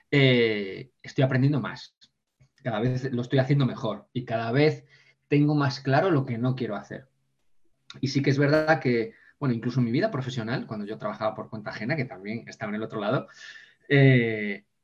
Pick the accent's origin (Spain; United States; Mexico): Spain; Ponferrada, Castile and León